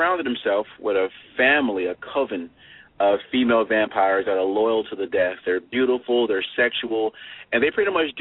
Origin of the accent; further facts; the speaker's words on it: New York, United States; I'm from New York